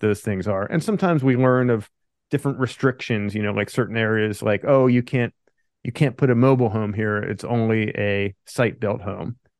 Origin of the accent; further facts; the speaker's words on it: Pennsylvania, United States; moved away as an adult; also born or lived in California; I grew up in Pennsylvania, then I moved out to California after college.